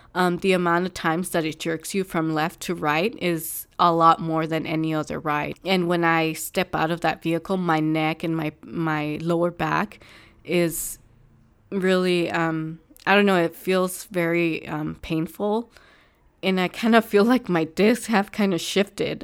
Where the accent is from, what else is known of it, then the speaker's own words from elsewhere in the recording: California, United States; I'm from California